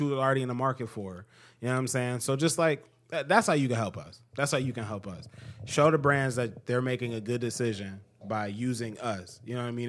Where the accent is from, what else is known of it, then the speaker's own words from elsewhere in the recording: United States; as an American